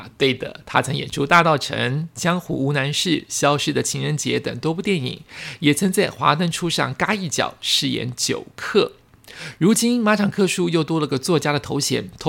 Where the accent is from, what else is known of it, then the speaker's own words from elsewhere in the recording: Sendai, Miyagi, Japan; Chinese is a second language; moved away as an adult; also born or lived in Hokkaido; now in Taiwan; 虽然我是东北人呐，仙台出生，在北海道读大学，大家都认为我很耐寒，但是不行啊。